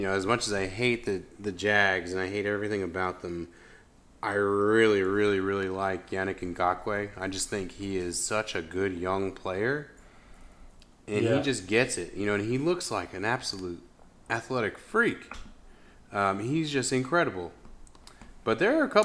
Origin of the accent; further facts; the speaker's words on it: Pennsylvania, United States; as a guy growing up in Pennsylvania